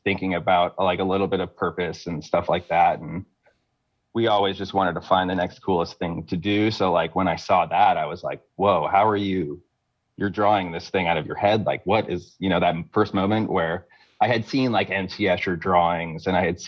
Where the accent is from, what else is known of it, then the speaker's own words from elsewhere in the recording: Fort Lauderdale, Florida, United States; I grew up in Fort Lauderdale, Florida